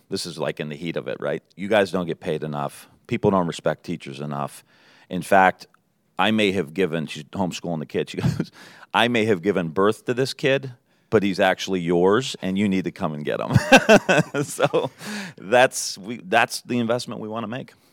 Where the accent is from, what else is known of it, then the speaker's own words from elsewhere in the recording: Niles, Ohio, United States; I grew up in Niles. just outside of Youngstown